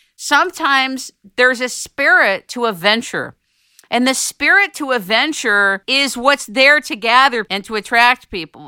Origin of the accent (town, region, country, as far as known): United States